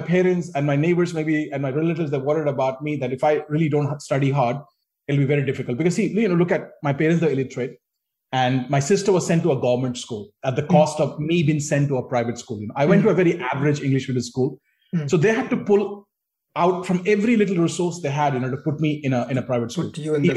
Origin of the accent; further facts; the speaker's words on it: Sangrur, Punjab, India; English is a second language; moved away as an adult; also born or lived in Calcutta / Newcastle; now in London, United Kingdom; I'm from Sangrur district, which is kind of a more backward, remote district of Punjab.